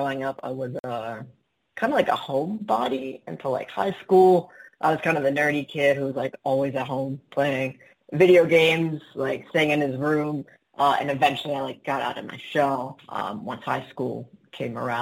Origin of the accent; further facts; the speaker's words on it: Baltimore, Maryland, United States; now in Miami Beach, United States; I'm originally from Baltimore, Maryland, and now I live in Miami Beach